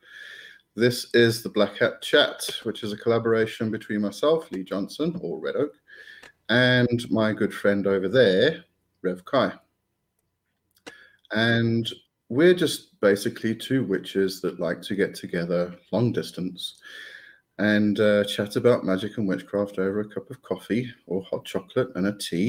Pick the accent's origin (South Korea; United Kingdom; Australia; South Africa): South Africa; I'm from South Africa